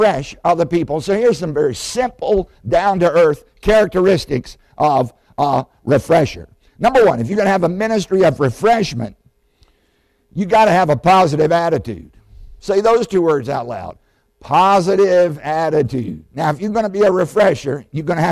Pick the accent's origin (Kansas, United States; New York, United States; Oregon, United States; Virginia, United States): Virginia, United States; Southside; I grew up in Southside, Virginia.